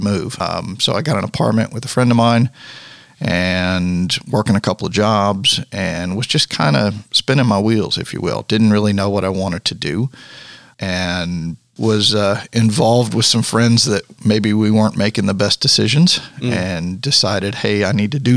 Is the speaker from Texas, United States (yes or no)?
yes; Universal City, Texas, United States; now in Jackson, Tennessee, United States; I grew up in a little town called Universal City, which is a suburb of San Antonio.